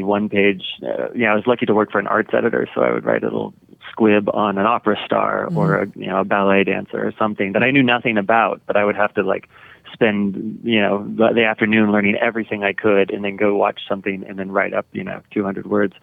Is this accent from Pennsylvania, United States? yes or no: no; Dallas, Texas, United States; I grew up in Texas, Dallas